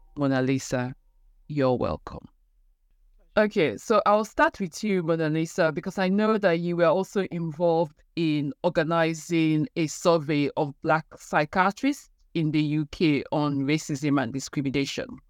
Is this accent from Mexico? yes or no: no; Nigeria; moved away as an adult; now in United Kingdom; I am Nigerian. I'm back home in Nigeria where I used to have a lot of support